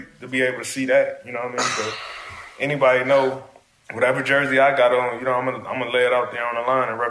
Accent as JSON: {"language": "English", "town": "Los Angeles", "region": "California", "country": "United States", "tie": "born or raised there", "said": "Especially me being from LA."}